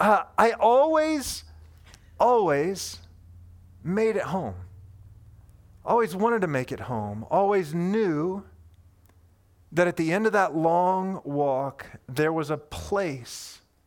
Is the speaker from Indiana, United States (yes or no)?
yes; Indiana, United States; And I grew up in Indiana, central Indiana, and I lived on this long street that felt like to me as a little kid, like it was 1,000 miles long.